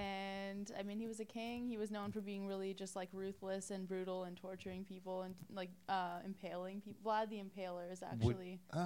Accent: Montreal, Quebec, Canada; born there; Born in Montreal, actually.

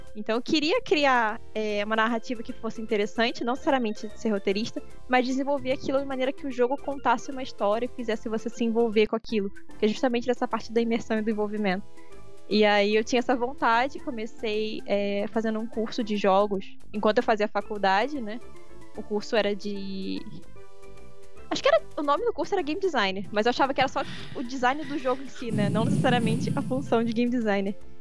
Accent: Rio de Janeiro, Brazil; Eu sou do Rio de Janeiro, vocês vão ouvir bastante do meu sotaque

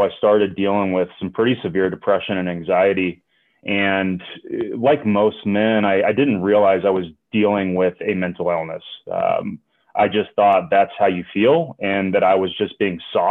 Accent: Atlanta, Georgia, United States; born or raised there; moved away as an adult; now in Denver, United States

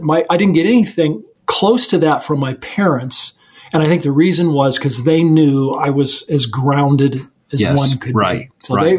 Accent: Napa, California, United States; I grew up in Napa, California

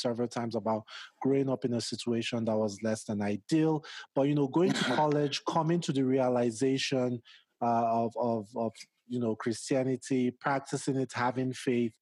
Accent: Nigeria; now in United States; growing up in Nigeria is extremely conservative

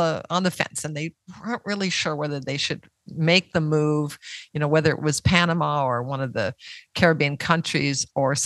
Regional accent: Canada; now in Mexico; Canada, my home country

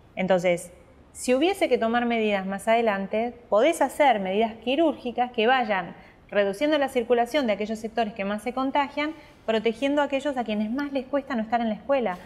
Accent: San Carlos de Bariloche, Río Negro, Argentina; moved away as an adult; also born or lived in Río Colorado, Río Negro, Argentina; now in Buenos Aires, Argentina; nací y después nos fuimos a Bariloche que estaba mi papá y mi hasta otra hermana. En Bariloche? Hasta los 18 que me vine a estudiar a Buenos Aires.

